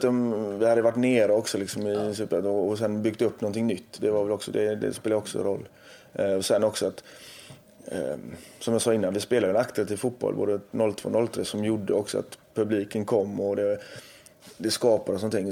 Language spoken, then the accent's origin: Swedish; Gothenburg, Västra Götaland, Sweden; jag är göteborgare